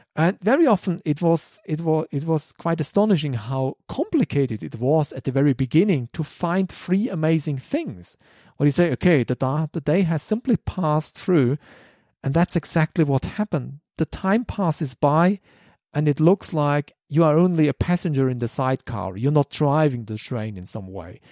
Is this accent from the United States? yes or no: no; Germany; English is a second language; I'm German